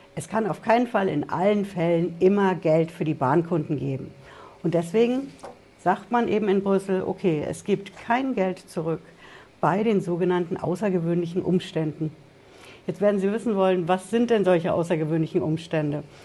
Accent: Frankfurt, Hesse, Germany; bei uns in Frankfurt

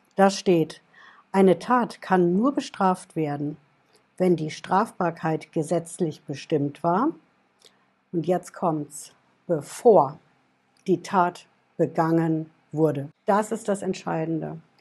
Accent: Germany; bei uns in Deutschland

